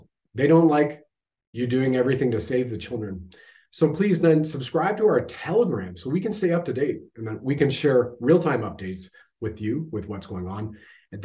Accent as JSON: {"language": "English", "country": "Canada"}